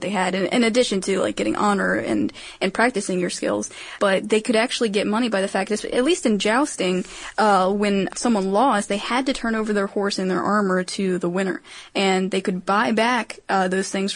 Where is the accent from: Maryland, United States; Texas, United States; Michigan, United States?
Maryland, United States; I'm from Maryland